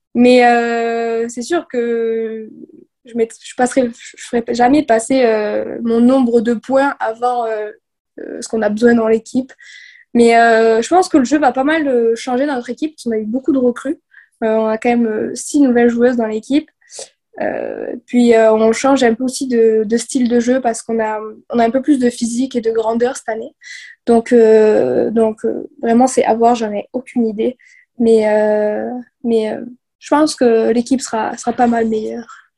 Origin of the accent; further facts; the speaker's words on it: southwest France, France; moved away as an adult; now in Chicoutimi, Canada; je viens du sud-ouest de la France. Puis euh, dans ce coin-là, ça joue plus au, rugby, notamment. C'est vraiment euh, le rugby, c'est vraiment le sport de, notre coin